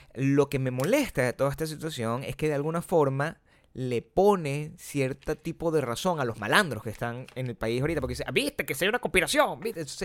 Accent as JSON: {"language": "Spanish", "country": "Venezuela", "also_born_or_lived": "Chicago", "moved": "yes", "lives_now": "Los Angeles, United States", "said": "siendo venezolano"}